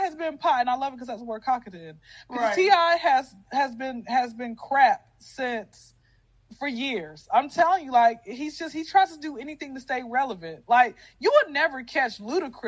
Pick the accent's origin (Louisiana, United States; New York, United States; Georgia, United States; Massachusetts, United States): Georgia, United States; Atlanta; born and raised in Atlanta. I've been here since I was 0